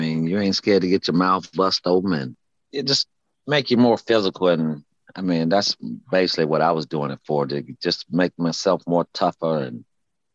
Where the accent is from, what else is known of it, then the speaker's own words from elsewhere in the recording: Gainesville, Florida, United States; I'm from Gainesville, you know, Florida